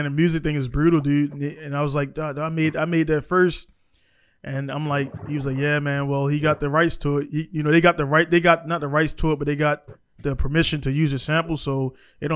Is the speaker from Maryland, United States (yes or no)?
yes; Baltimore, Maryland, United States; I grew up in Baltimore